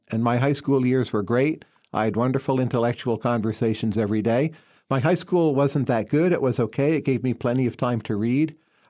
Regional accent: New Jersey, United States; So you grow up in population density, so you learn a lot from other people. A nice thing about coming from New Jersey

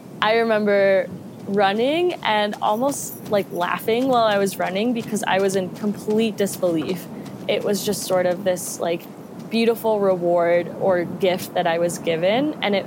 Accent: Colombia; English is a second language; also born or lived in Mexico; now in Jackson Hole, United States; I'm originally from Colombia and went to school in Mexico, and I'm currently based in Jackson Hole, Wyoming. So I've been all over the place.

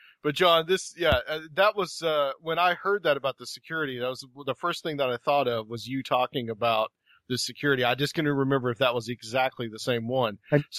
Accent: Chattanooga, Tennessee, United States; This is very similar to what happened in Chattanooga back in July. Yeah. That's my hometown, actually.

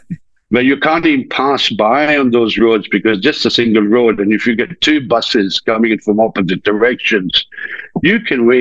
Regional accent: India; moved away as an adult; I was brought up in India. I was brought up in India for about 18 years.

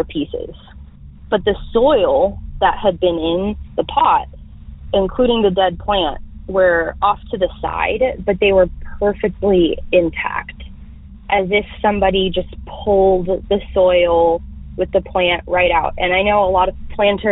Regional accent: North Texas, United States; I'm from North Texas.

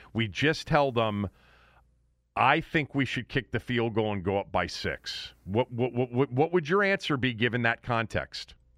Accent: Washington, District of Columbia, United States; also born or lived in suburban Maryland; I've lived in D.C. and suburban Maryland, and now I'm back in D.C. I always say I'm from Washington, D.C.

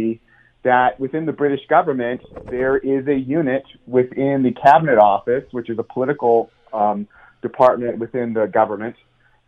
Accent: United States; accent: American; now in Spain; I'm an American, as you can tell from my accent. I'm American, yeah. And I'm living in Spain.

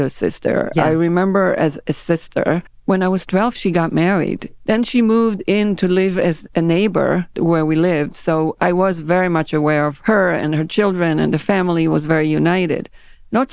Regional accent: Israel; first language Hebrew; English is a second language; moved away as an adult; now in New York, United States; I was born in Israel, that's correct. I was born in a small town on the beach of the Mediterranean.

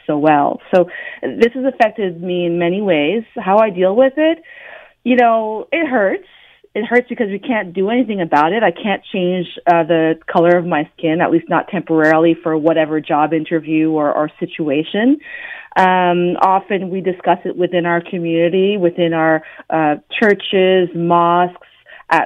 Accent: Ottawa, Ontario, Canada; I was born and raised in Ottawa

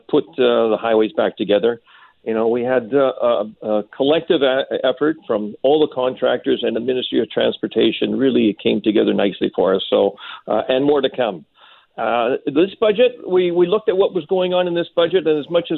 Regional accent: North Shore, British Columbia, Canada; growing up in the North Shore

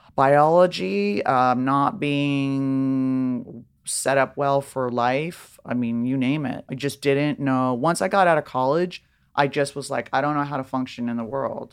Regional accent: Beverly Hills, California, United States; also born or lived in Laurel Canyon; I grew up in Beverly Hills in Laurel Canyon

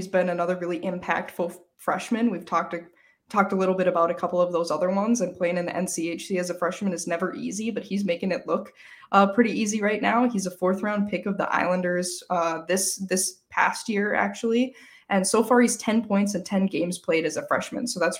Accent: Minnesota, United States; I'm from Minnesota, so we just say Mankato here.

